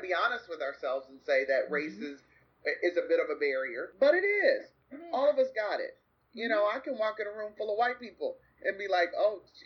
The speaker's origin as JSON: {"language": "English", "country": "United States", "also_born_or_lived": "Grand Rapids, Michigan / Kankakee, Illinois", "said": "an American with an American palate"}